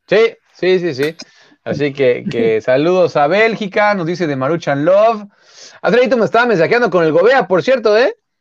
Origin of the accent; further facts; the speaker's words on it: Mexico City, Mexico; yo soy de Xochimilco